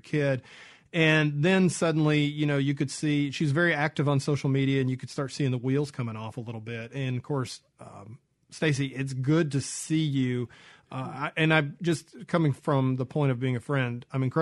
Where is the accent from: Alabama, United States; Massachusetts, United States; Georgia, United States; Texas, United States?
Georgia, United States; Atlanta; grew up in Atlanta